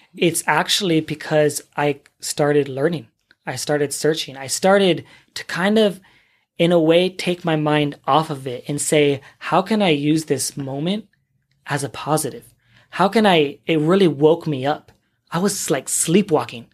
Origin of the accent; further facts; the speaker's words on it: San Diego, California, United States; moved away as an adult; also born or lived in Los Angeles; now in Kuwait; I'm from the U S, I'm from California, San Diego, born and raised